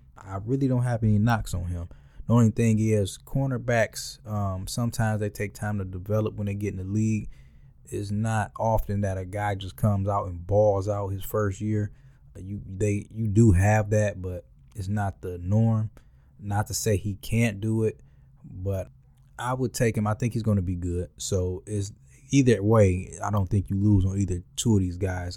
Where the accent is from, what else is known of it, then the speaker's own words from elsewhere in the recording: Detroit, Michigan, United States; I was born and raised in Detroit.